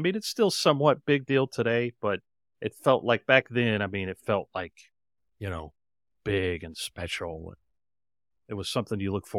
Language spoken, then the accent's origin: English; Knoxville, Tennessee, United States; Well, I grew up in Knoxville, Tennessee, and it's the third largest city in Tennessee.